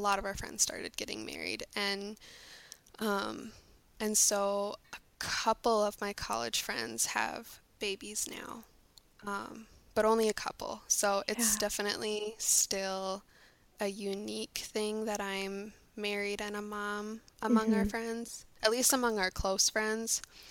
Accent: St. Paul, Minnesota, United States; I grew up in St. Paul, right in the city

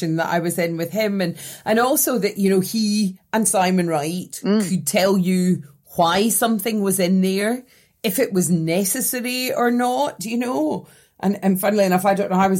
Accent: Scotland, United Kingdom; as a Scottish person

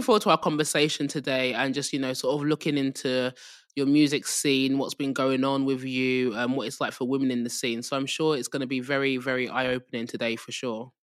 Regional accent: England, United Kingdom; accent: English; with my English accent

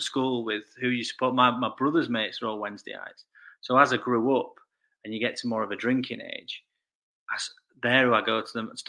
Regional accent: Sheffield, Yorkshire and the Humber, United Kingdom; I grew up in North Sheffield. So Chapel Town and Ecclesfield.

